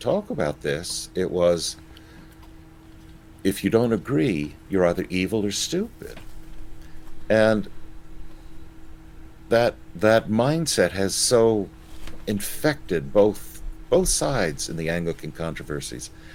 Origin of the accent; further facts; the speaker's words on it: Florida, United States; I'm a Floridian